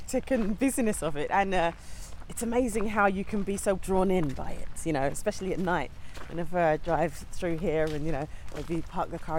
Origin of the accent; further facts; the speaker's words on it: London, United Kingdom; I grew up in East London, sort of Ilford, Gants Hill area, and moved up to North London 8 years ago